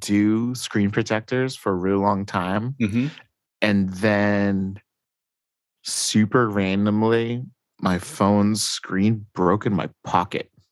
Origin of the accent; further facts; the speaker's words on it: United States; being an American